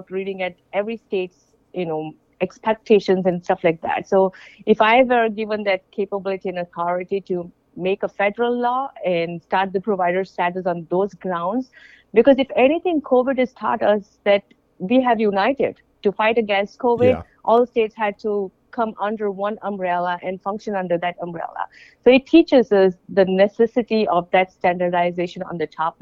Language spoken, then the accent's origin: English; India; moved away; I'm from India